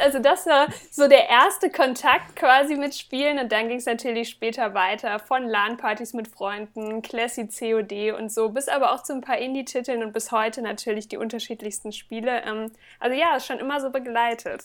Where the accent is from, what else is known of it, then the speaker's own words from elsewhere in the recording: Northern Hesse, Germany; now in Magdeburg, Germany; also ganz gebürtig kommen, komme ich aus Nordhessen